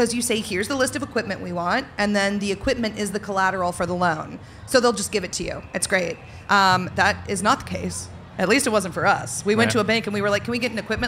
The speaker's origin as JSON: {"language": "English", "region": "the South", "country": "United States", "tie": "born or raised there", "said": "I grew up in the South"}